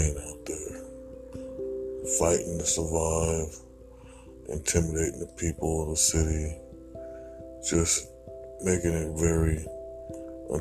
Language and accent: English; Portland, Oregon, United States; I come from Portland, Oregon. This city used to be very clean